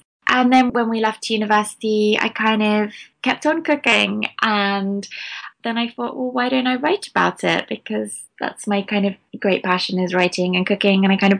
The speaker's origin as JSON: {"language": "English", "town": "Venice", "region": "Veneto", "country": "Italy", "tie": "born or raised there", "also_born_or_lived": "England", "said": "But yeah, so I'm English, but my parents moved to Venice when I was 5 years old. And they were just going to kind of live there for a few months. And we just stayed. So I grew up there."}